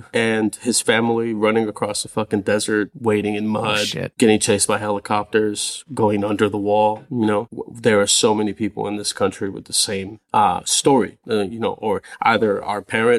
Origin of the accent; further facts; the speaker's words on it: California, United States; now in Los Angeles, United States; No, up in the Bay, North NorCal. Yeah, okay. Still don't really claim LA like that, you know? Like, I'm still from the Bay.